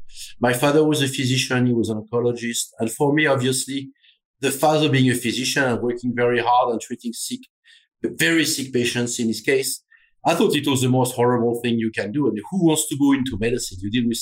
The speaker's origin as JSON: {"language": "English", "region": "Normandy", "country": "France", "tie": "born or raised there", "lives_now": "United States", "said": "Yeah. So growing up in Normandy is actually interesting because, as you know, Normandy is, some would say, in the middle of nowhere. It is 3 hours away from Paris"}